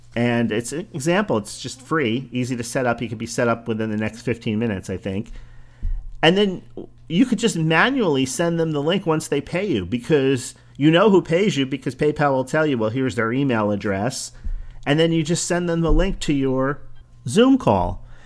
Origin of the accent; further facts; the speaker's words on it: New Jersey, United States; accent: New Jersey; my New Jersey accent